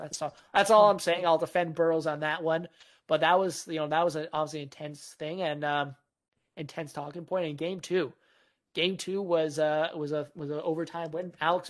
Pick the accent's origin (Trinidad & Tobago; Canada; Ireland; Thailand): Canada; Vancouver, British Columbia